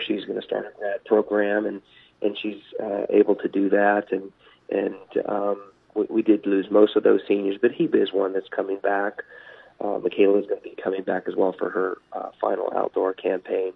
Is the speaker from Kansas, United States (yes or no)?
yes; Topeka, Kansas, United States; moved away as an adult; now in Maryville, Missouri, United States; I'm a Midwest guy. You know, I grew up just outside of Topeka, Kansas